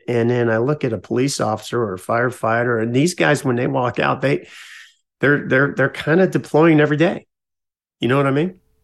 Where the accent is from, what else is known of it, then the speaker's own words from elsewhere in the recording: California, United States; also born or lived in Lackland Air Force Base, Texas; born, born Texas, but raised in California